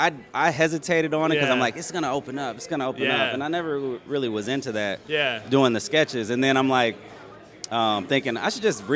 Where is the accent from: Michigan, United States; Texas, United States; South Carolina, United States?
Michigan, United States; Detroit; moved away as an adult; now in Sacramento, United States; I'm from Detroit.